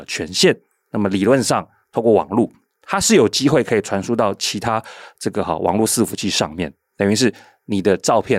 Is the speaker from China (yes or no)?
no; Taiwan; 那这个教训对比到台湾，难道我们台湾人就应该去分享那些大企业所产生的恶果吗？